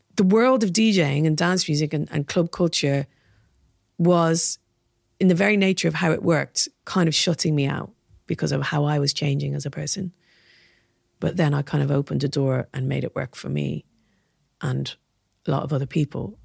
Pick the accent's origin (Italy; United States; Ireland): Ireland; Dublin, Leinster; moved away as an adult; also born or lived in Belfast; growing up in Dublin.